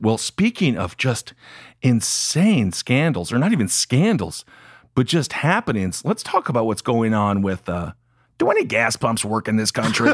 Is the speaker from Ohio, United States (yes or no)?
yes; Ohio, United States; when I was growing up, Ohio was kind of the, it was a bellwether state